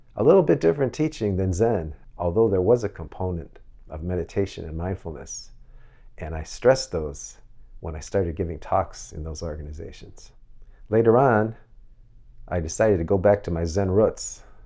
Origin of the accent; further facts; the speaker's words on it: Chicago, Illinois, United States; in my hometown of Chicago.